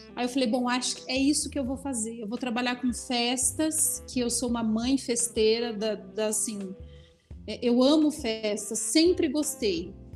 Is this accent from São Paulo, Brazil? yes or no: no; Londrina, Paraná, Brazil; moved away as an adult; now in Campinas, Brazil; Eu nasci em Londrina, sou paranaense e há 11 anos moro aqui em Campinas.